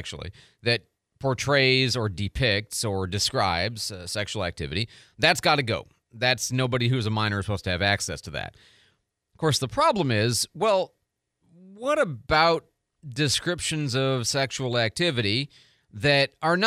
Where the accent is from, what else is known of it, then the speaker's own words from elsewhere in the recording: Chicago, Illinois, United States; now in Pensacola, United States; I grew up in Chicago